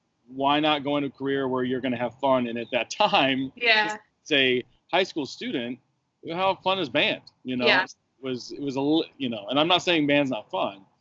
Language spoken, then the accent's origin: English; Western Michigan University's hometown, United States; moved away as an adult; now in Virginia, United States; I went to school in the university in my hometown